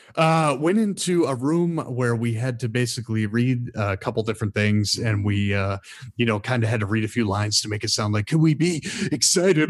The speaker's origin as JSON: {"language": "English", "region": "Michigan", "country": "United States", "moved": "yes", "said": "I'm, I'm from Michigan originally"}